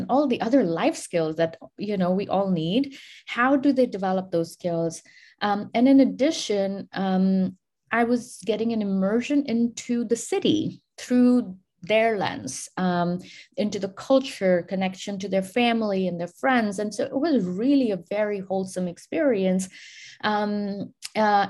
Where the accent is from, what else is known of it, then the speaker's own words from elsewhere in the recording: India; I grew up in India